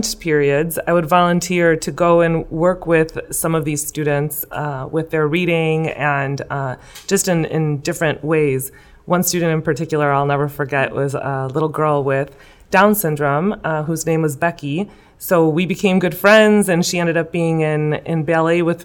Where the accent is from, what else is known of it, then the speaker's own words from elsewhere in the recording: West Chicago, Illinois, United States; Originally born and raised here in West Chicago